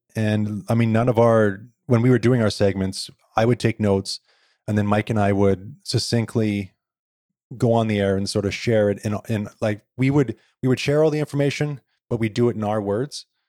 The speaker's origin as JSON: {"language": "English", "town": "Victoria", "region": "British Columbia", "country": "Canada", "tie": "born or raised there", "said": "I was born here in Victoria"}